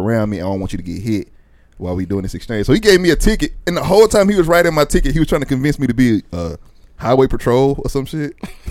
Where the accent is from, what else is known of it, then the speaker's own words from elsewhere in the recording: Dallas, Texas, United States; Yeah, I'm from Dallas.